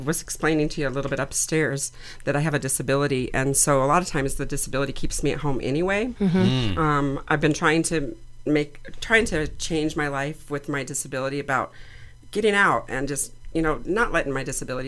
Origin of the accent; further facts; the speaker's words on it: Denver, Colorado, United States; I am a native